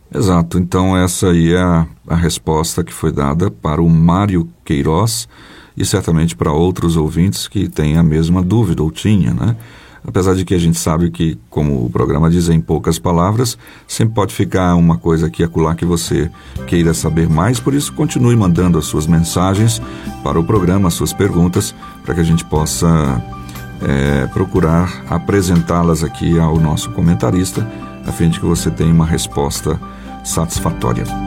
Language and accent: Portuguese; Pirapora, Minas Gerais, Brazil; nasci em Pirapora, só que em Minas Gerais